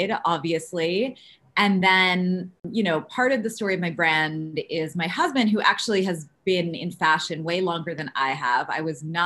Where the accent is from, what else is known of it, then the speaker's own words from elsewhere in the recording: New York City, New York, United States; I grew up middle class in Queens